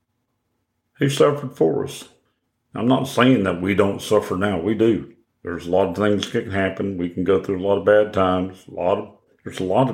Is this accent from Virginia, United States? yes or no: no; Oklahoma, United States; moved away; I'm originally from Oklahoma.